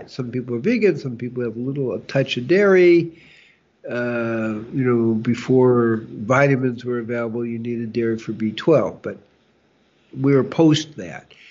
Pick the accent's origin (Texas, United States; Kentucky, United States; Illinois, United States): Illinois, United States; Chicago; well growing up in Chicago